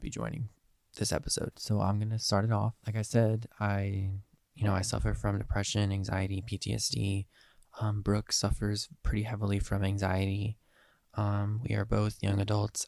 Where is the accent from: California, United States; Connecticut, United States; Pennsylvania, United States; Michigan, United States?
Pennsylvania, United States; Eastern; I am from Eastern Pennsylvania.